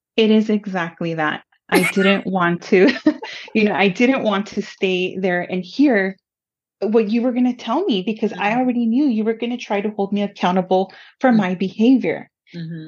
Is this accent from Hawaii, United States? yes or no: no; Pomona, California, United States; first language Spanish; English is a second language; also born or lived in Los Angeles; I was born in Los Angeles and I grew up in the city of Pomona